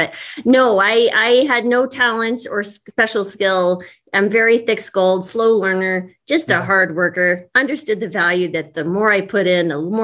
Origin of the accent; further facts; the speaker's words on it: New Mexico, United States; now in Longmont, United States; growing up in New Mexico